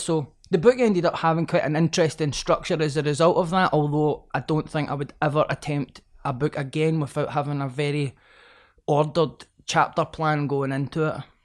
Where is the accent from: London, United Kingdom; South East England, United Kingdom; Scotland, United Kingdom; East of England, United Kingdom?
Scotland, United Kingdom; Glasgow; growing up in Pollock and Glasgow